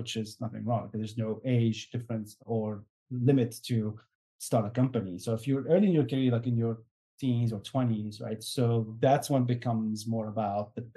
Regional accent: Syria; I'm from Syria

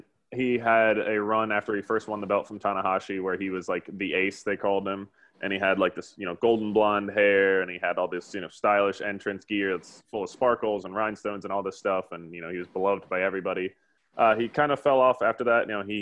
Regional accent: United States; from us being from an American's perspective

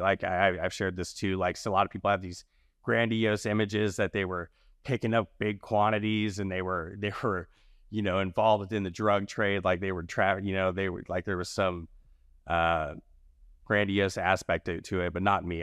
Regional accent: the South, United States; moved away; I'm from the South primarily

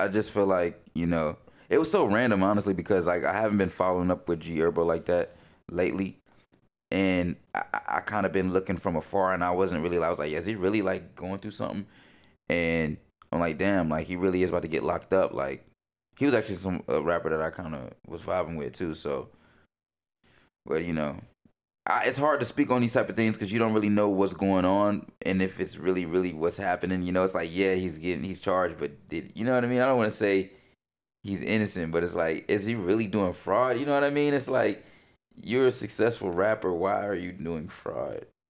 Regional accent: Concord, North Carolina, United States; now in Portland, United States; going back home

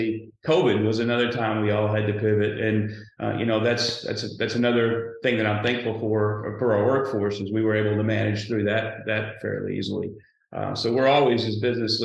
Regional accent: Sheridan, Arkansas, United States; This is my hometown. This is where I grew up.

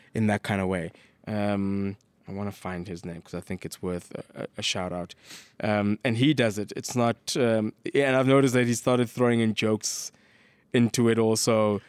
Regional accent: South Africa; As a South African

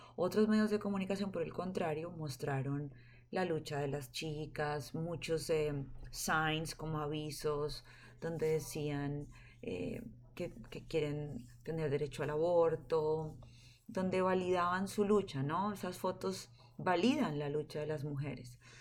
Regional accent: Colombia; moved away as an adult; now in California, United States; Soy colombiana

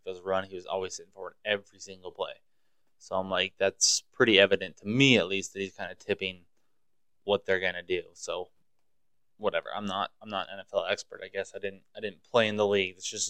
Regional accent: Montana, United States; now in Louisiana, United States; I grew up in Montana, so it's weird, you know. I thought crime was bad down here in Louisiana

